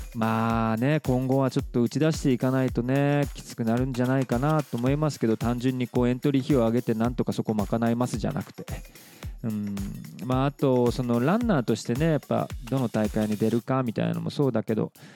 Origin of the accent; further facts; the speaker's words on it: Fukuoka, Japan; 地元福岡の人間